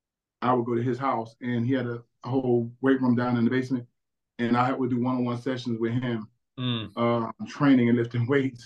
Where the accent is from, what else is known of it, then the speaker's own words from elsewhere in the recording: New Jersey, United States; I grew up in South Jersey.